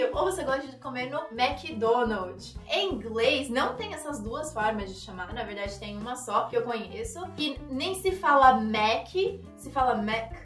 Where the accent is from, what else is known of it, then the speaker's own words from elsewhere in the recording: Brazil; É assim que a gente fala em português aqui no Brasil